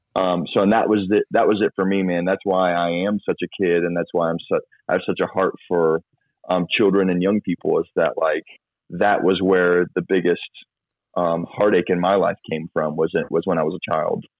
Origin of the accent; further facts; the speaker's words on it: Florida, United States; also born or lived in Georgia, United States; I grew up in Florida, but I was born and raised for the first ten years of my life in Georgia